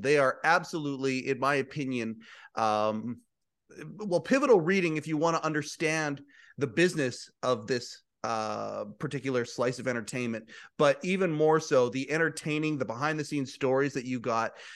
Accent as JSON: {"language": "English", "region": "Western Canada", "country": "Canada", "said": "I'm from Western Canada"}